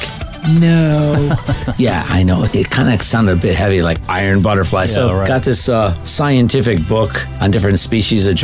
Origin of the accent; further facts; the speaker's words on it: River Grove, Illinois, United States; my hometown. I've had 5 generations of my family here